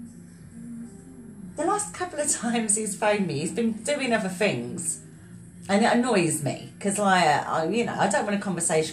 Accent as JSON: {"language": "English", "country": "South Africa", "said": "I'm South African"}